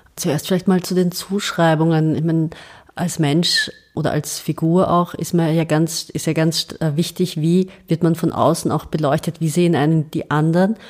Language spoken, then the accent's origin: German; Austria; also born or lived in Serbia; ich bin draußen als Österreicherin, ich komme nach Hause